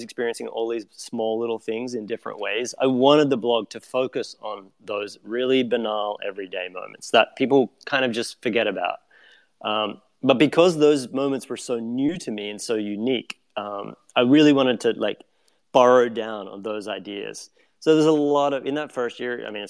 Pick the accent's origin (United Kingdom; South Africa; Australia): Australia; moved away as an adult; now in New York, United States; my own experiences growing up in Australia.